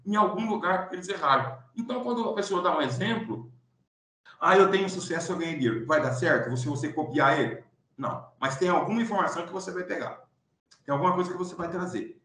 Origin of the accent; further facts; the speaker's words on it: Pirassununga, São Paulo, Brazil; also born or lived in Santarém, Pará; Hoje eu estou em Pirassununga, São Paulo, minha terra natal